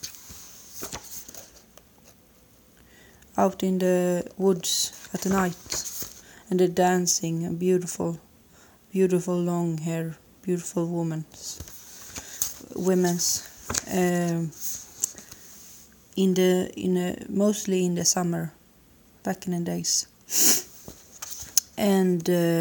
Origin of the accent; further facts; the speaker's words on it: Sweden; English is a second language; I'm from Sweden